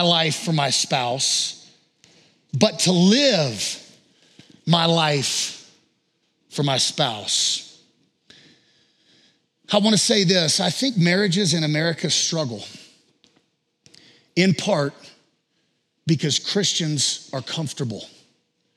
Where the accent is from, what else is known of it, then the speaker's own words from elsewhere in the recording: the South, United States; I'm from the South